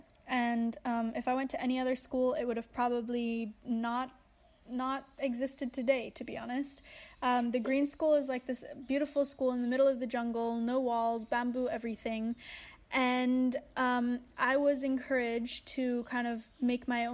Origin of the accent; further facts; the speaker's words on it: Bali, Indonesia; I grew up here in Bali, in Indonesia